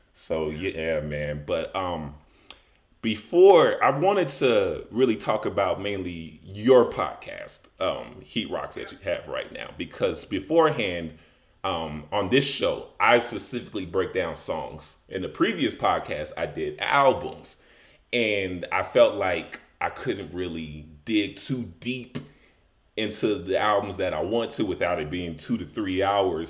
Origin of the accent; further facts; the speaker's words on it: Chicago, Illinois, United States; moved away as an adult; also born or lived in Las Vegas; I'm originally from Chicago